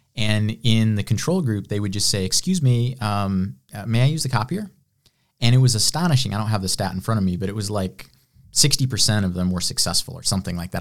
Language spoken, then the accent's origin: English; Illinois, United States; moved away as an adult; now in Greenville, United States; I'm from the Midwest. I was, uh, kind of the cornfields of Illinois, west of Chicago, a hundred miles